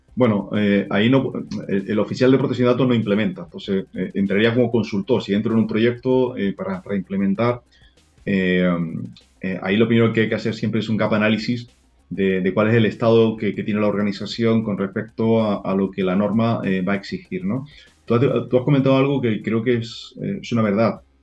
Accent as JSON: {"language": "Spanish", "country": "Spain", "said": "nosotros tenemos la gran suerte en España"}